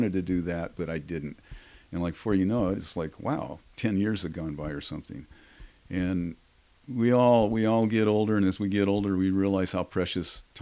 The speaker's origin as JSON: {"language": "English", "town": "Seattle", "region": "Washington", "country": "United States", "tie": "born or raised there", "said": "I was born in Seattle. I was raised as a little boy here."}